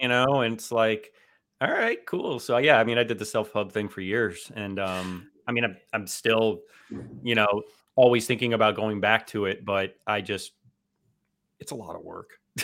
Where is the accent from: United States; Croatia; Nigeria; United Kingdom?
United States; South Florida; South Florida, it's there's the influences that are global down here, and when you're here your entire life, you pick up on everything